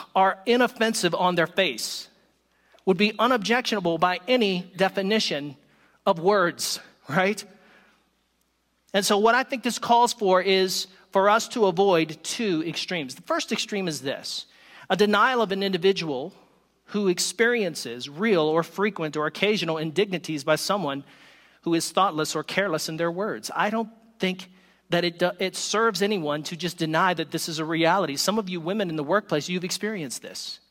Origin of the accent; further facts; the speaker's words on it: the South, United States; I am from the South